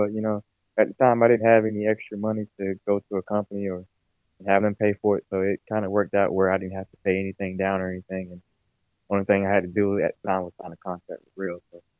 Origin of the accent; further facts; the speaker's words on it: North Carolina, United States; I'm from North Carolina, born and raised. I'm a family man. I don't have a family currently right now, but I'm a family man. I like to be around my family, love church. I'm a Christian.